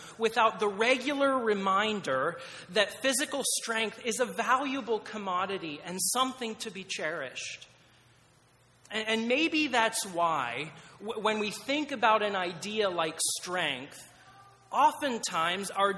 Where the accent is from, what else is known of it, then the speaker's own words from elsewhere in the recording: Pennsylvania, United States; I grew up in Pennsylvania, and my entire family lived just a couple miles from each other